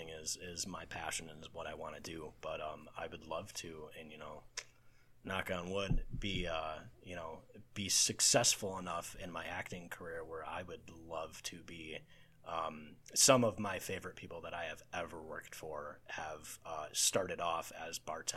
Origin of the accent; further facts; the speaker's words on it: Racine, Wisconsin, United States; So I can stay in my hometown in Racine, which is about an hour and a half away from Chicago.